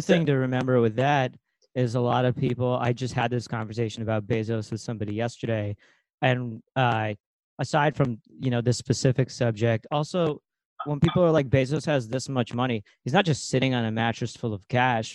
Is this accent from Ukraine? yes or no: yes; Ukraine; moved away; I'm from Ukraine.